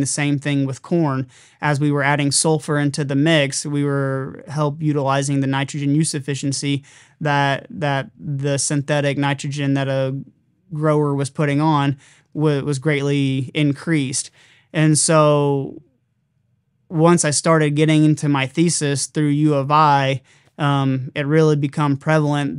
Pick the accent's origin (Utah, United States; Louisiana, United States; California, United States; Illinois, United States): Illinois, United States; Southern; I'm being from Southern Illinois